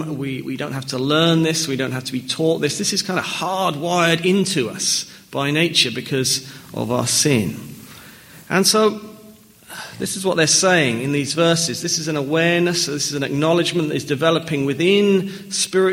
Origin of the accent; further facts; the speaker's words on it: Norfolk near Norwich, East of England, United Kingdom; I was born in England. I grew up in Norfolk near Norwich